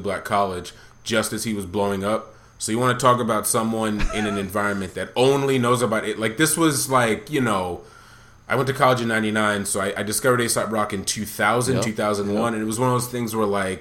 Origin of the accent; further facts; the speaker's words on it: Massachusetts, United States; also born or lived in New York City; I was born in New York City, grew up in Massachusetts